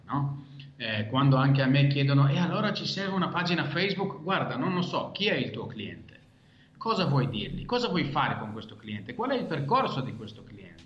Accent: Israel; first language Hebrew; Italian is a second language; moved away as an adult; now in Italy; Io sono nato e cresciuto in Israele

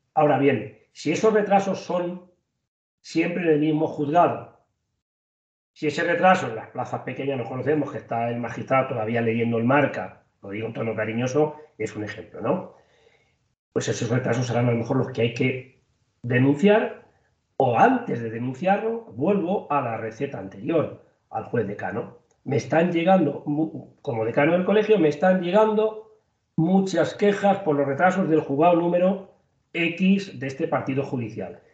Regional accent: Toledo, Castilla-La Mancha, Spain; en mi tierra, en mi zona, en Toledo

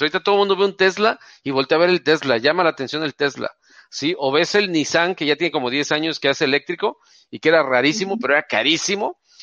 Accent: Tampico, Tamaulipas, Mexico; also born or lived in Veracruz; now in Monterrey, Mexico; yo no soy de Monterrey, soy de Tampico

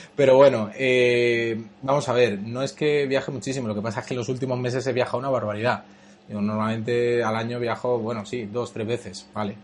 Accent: Madrid, Community of Madrid, Spain; also born or lived in Cuba; yo soy inmigrante, vine con ocho años a España, soy, somos de origen cubano

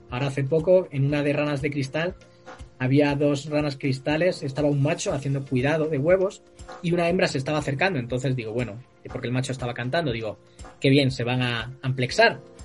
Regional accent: Cáceres, Extremadura, Spain; also born or lived in Santiago de Alcántara; Del oeste, es una ciudad que se llama Cáceres

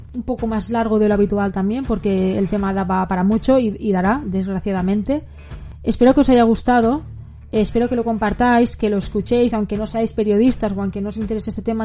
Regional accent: Spain; soy periodista española freelance

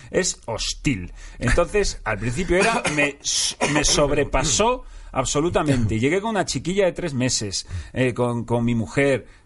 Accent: Madrid, Community of Madrid, Spain; Yo me siento muy madrileño

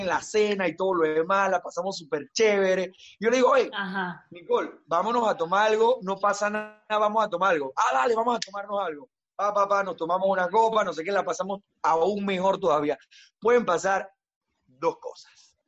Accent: Panama

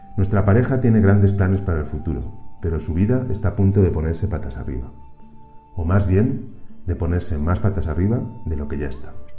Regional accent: Albacete, Castilla-La Mancha, Spain; also born or lived in Barcelona; now in Mexico; Nací en Albacete. He vivido gran parte de mi vida adulta en Barcelona y desde hace siete años trabajo en México

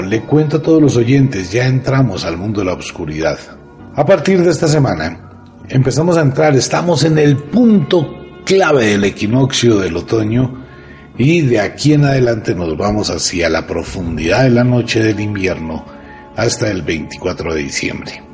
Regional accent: Colombia; soy colombiano, amo a mi tierra, amo a Colombia.

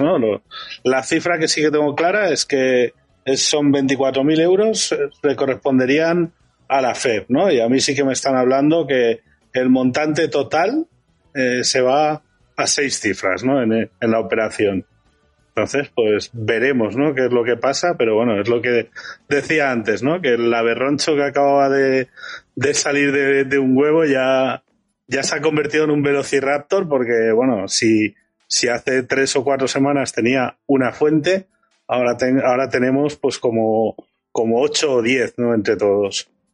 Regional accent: Valencian Community, Spain; como valenciano

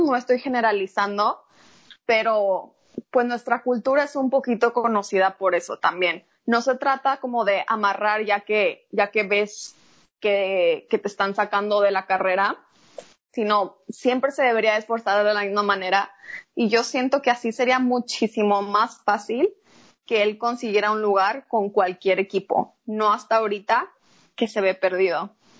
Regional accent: Mexico; somos mexicanos

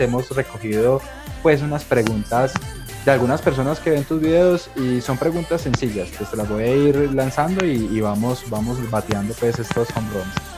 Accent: Colombia

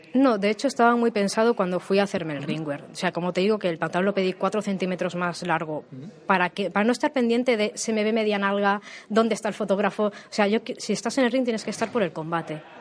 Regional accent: Barcelona, Catalonia, Spain; also born or lived in Tarragona; yo soy originariamente de Barcelona, y con 20 años me fui a Tarragona.

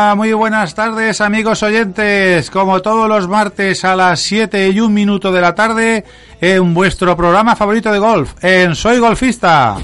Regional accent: Valencian Community, Spain; somos valencianos

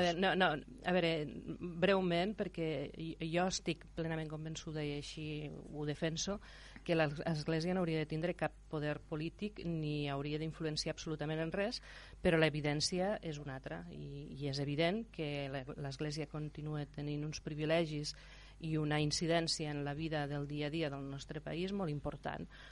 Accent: Terra Alta, Catalonia, Spain; jo sóc de la Terra Alta

